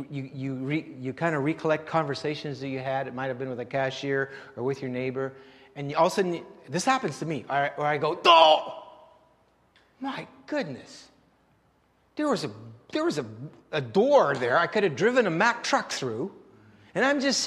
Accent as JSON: {"language": "English", "country": "Canada", "said": "We're your Canadian."}